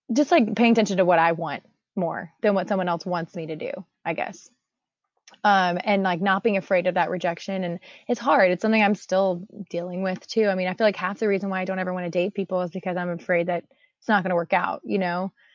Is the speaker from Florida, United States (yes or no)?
yes; Tampa, Florida, United States; I'm also from Tampa